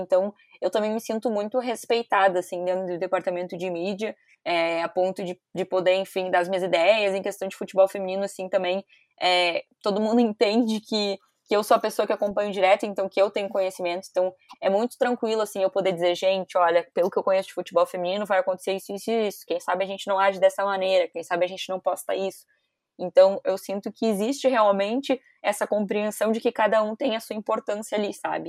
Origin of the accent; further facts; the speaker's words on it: Porto Alegre, Rio Grande do Sul, Brazil; eu sou de Porto Alegre